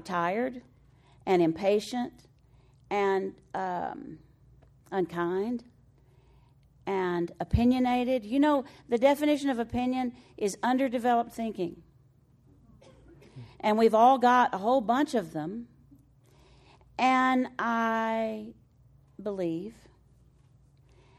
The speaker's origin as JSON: {"language": "English", "town": "Floydada", "region": "Texas", "country": "United States", "tie": "born or raised there", "moved": "yes", "said": "I'm from Floyd Ada, Texas"}